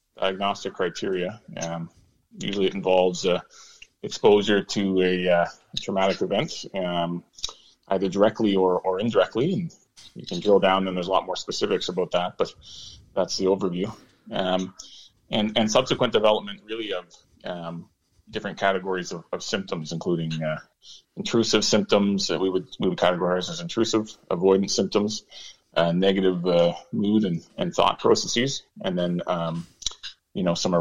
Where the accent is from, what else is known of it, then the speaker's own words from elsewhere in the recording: Toronto, Ontario, Canada; moved away as an adult; now in Petawawa, Canada; I'm from the Greater Toronto area originally